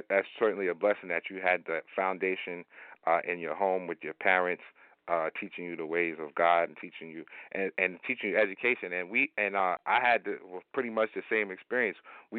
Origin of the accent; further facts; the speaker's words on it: Hempstead, New York, United States; growing up in Hempstead